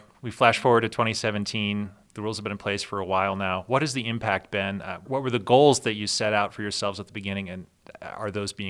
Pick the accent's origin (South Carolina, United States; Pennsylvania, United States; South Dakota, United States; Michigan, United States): Pennsylvania, United States; I told him I was from Pennsylvania.